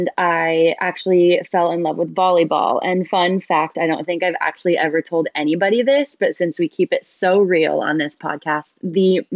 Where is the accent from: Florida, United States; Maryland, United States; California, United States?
California, United States; La Verne; now in San Diego, United States; I was originally from LA County in a little city, like right on the border, called Laverne